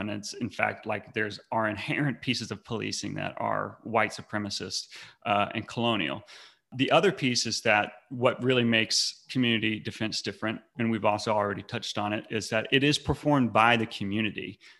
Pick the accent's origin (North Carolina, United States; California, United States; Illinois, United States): North Carolina, United States; I grew up in North Carolina. I've lived my entire life.